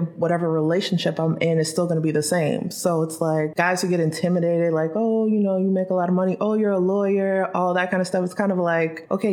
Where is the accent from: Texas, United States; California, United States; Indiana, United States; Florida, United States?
Florida, United States; Plantation; also born or lived in New York; Moved here when I was 3, so I can't claim New York anymore. Everyone tells me I'm a Floridian. I've been here for 30 years. But yeah, grew up in Broward County, Plantation